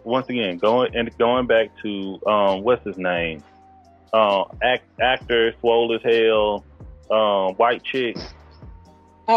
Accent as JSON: {"language": "English", "region": "East Texas", "country": "United States", "said": "I'm from East Texas."}